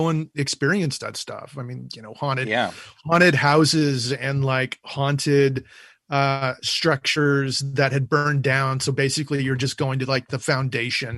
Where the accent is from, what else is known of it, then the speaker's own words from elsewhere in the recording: Whittier, California, United States; my hometown of Whittier